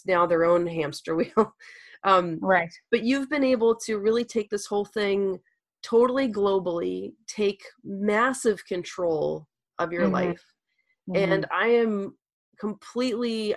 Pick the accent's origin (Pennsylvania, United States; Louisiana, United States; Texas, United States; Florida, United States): Louisiana, United States; moved away; I'm from Louisiana originally